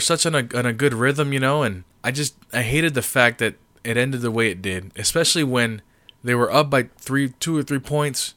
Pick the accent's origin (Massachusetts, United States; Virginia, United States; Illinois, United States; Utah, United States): Massachusetts, United States; Springfield; I was born in Springfield, Massachusetts